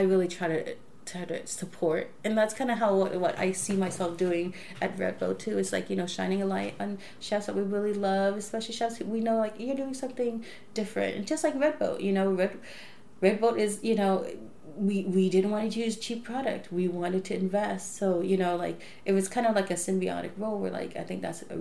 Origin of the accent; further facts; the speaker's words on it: Los Angeles, California, United States; LA, obviously my hometown